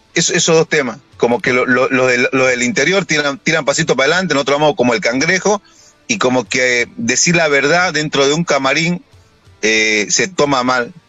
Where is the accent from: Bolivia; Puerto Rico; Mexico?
Bolivia; Santa Cruz; soy cruceño, soy camba